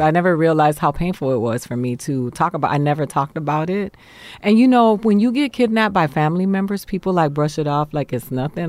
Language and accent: English; Miami, Florida, United States; moved away; also born or lived in New York / Boston, Massachusetts; Miami is where I grew up